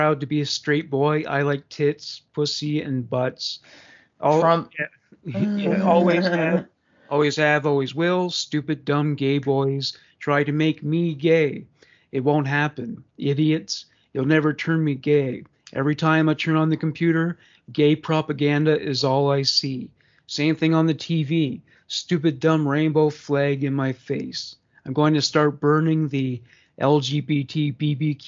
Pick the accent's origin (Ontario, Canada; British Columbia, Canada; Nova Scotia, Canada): Nova Scotia, Canada; Amherst; my hometown, Amherst